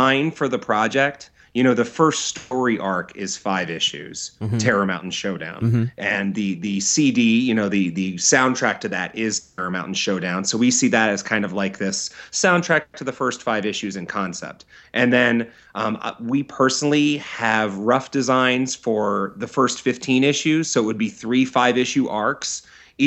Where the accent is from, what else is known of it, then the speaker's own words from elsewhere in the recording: Philadelphia, Pennsylvania, United States; moved away as an adult; also born or lived in Los Angeles area; now in Los Angeles, United States; I'm from Philadelphia, I moved out to the LA area from Philadelphia about 3 years ago.